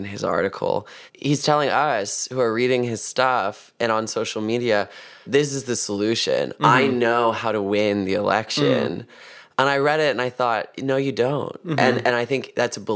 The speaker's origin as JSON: {"language": "English", "region": "Virginia", "country": "United States", "tie": "born or raised there", "moved": "as an adult", "lives_now": "New York, United States", "said": "I moved here from Virginia"}